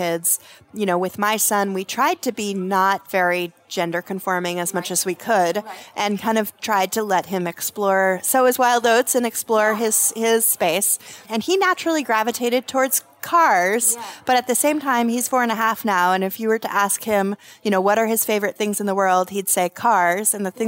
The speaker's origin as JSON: {"language": "English", "town": "Los Alamos", "region": "New Mexico", "country": "United States", "tie": "born or raised there", "also_born_or_lived": "Santa Fe, New Mexico", "said": "I was raised in Los Alamos, New Mexico. That's where I was born. We moved to Santa Fe later"}